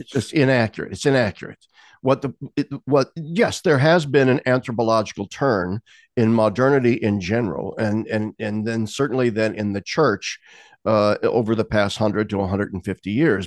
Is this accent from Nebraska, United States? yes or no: yes; Lincoln, Nebraska, United States; my hometown of Lincoln, Nebraska